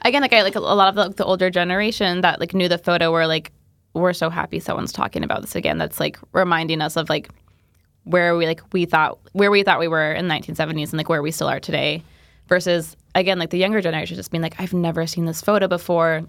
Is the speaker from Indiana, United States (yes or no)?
yes; Indiana, United States; I'm from Indiana